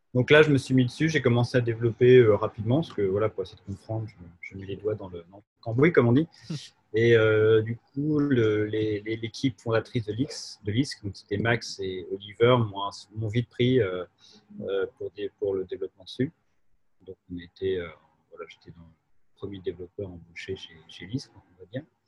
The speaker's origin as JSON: {"language": "French", "area": "Jura", "region": "Bourgogne-Franche-Comté", "country": "France", "also_born_or_lived": "Paris", "said": "on a fait une coopérative en France, chez moi, dans le Jura."}